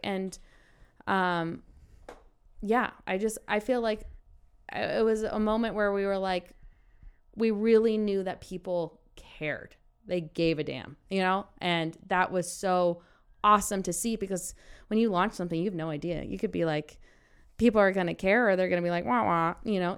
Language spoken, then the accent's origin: English; Carson City, Nevada, United States; moved away as an adult; also born or lived in Colorado; I'm originally from Carson City, Nevada. I was a four-time state champion there